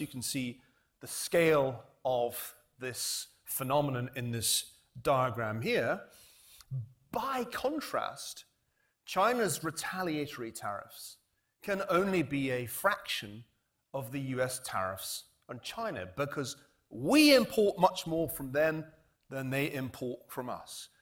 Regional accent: United Kingdom; now in United States; we British, and although I'm now an American citizen, I still have that we British feeling

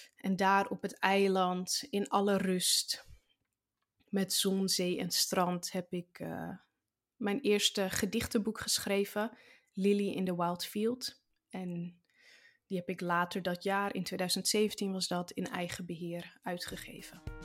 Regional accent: Zaanstreek, North Holland, Netherlands; ik zit in groep 5 van de basisschool bij juf Marjan in de klas in de Zaanstreek, waar ik geboren ben

